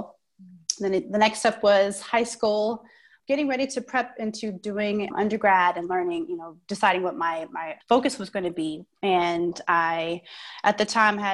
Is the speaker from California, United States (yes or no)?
yes; Oakland, California, United States; now in Twin Cities, United States; I'm from the Bay Area, like you said, Oakland